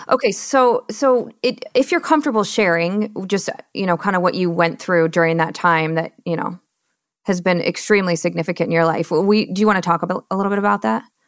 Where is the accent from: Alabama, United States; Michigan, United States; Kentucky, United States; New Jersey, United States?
Michigan, United States; moved away; also born or lived in Austin, Texas; I'm born and raised in Michigan